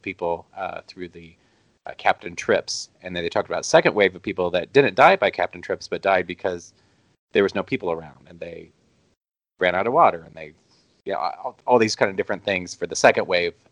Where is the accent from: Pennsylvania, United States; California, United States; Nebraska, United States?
Nebraska, United States; I'm from Nebraska